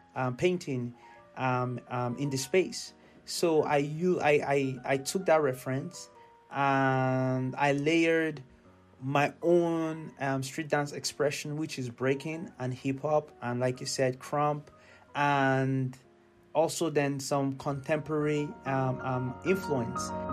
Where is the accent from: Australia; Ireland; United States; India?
Ireland; Carlow; born or raised there